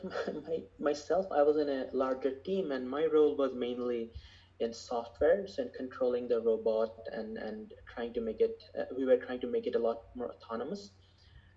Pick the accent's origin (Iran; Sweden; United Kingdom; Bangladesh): Bangladesh; moved away as an adult; also born or lived in Michigan, United States; now in Los Angeles, United States; I grew up in Bangladesh